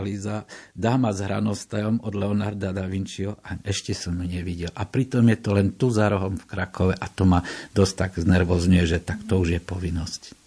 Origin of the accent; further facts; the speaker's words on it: eastern Slovakia, Slovakia; som z východného Slovenska